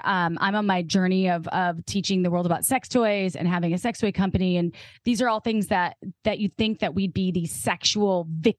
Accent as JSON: {"language": "English", "region": "Midwest", "country": "United States", "said": "I'm from the Midwest."}